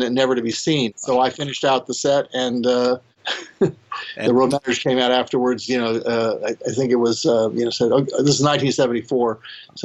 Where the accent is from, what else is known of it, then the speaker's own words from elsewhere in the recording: New York, United States; I grew up in New York